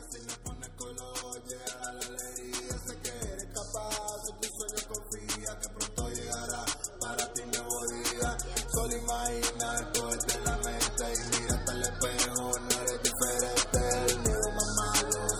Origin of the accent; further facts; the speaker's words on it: Varadero, Matanzas, Cuba; now in United States; born and raised in Cuba, in a little tiny town called Varadero